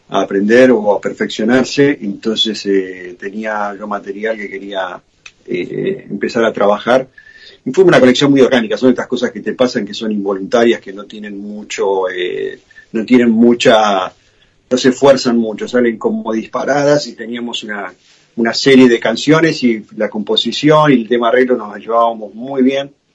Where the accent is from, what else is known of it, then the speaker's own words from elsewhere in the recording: Argentina; now in United States; yo soy argentino